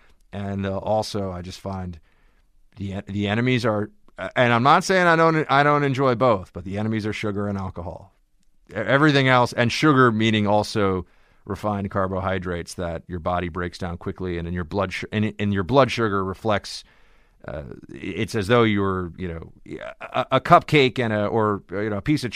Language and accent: English; New York City, New York, United States; also born or lived in Washington, D.C.; New York City, my hometown